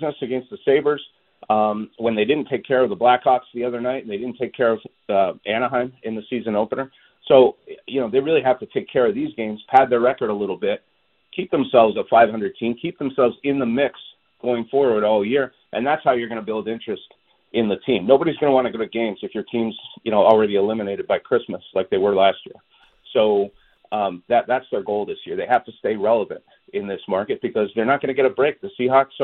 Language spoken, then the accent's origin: English; Canada; also born or lived in Montreal, Canada / Toronto, Canada; now in Seattle, United States; I grew up in Montreal and Toronto